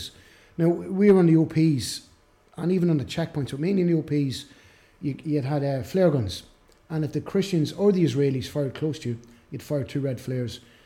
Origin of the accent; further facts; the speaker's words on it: Ireland; we're Irish, and I'm half Italian